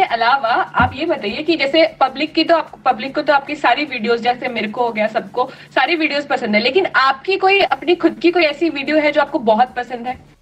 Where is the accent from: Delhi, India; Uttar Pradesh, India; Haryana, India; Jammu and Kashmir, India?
Delhi, India; also born or lived in Bangalore; मैं भी दिल्ली से हूँ